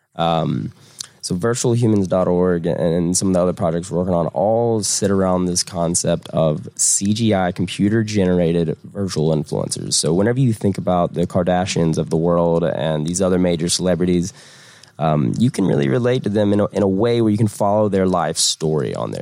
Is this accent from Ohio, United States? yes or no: no; Southern Georgia, United States; moved away as an adult; now in Atlanta, United States; I'm, I'm, not originally from Atlanta. I'm from Southern Georgia, but I moved to Atlanta right after school